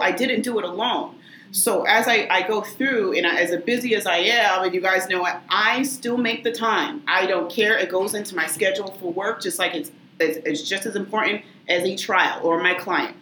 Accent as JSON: {"language": "English", "town": "Lynn", "region": "Massachusetts", "country": "United States", "tie": "born or raised there", "also_born_or_lived": "Tewksbury", "said": "I was born and raised in Lynn. Um, so, I'd say lifelong Linner."}